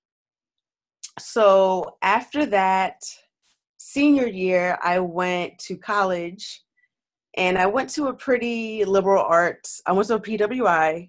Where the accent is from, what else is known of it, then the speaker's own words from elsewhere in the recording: New York City, New York, United States; I'm from Brooklyn